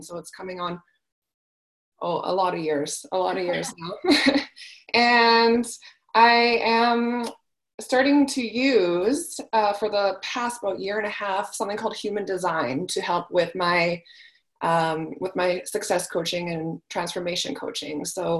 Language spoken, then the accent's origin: English; Calgary, Alberta, Canada; I am from Calgary, Alberta, Canada. So that's where I am right now in my lovely forest